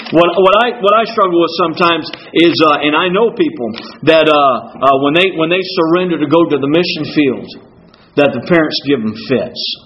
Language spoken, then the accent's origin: English; Beaufort, South Carolina, United States; I was born in Beaufort, South Carolina. My wife was born in Maine. She is she is a Yankee through and through. I'm a Southerner uh, and, and a southern southerner through and through.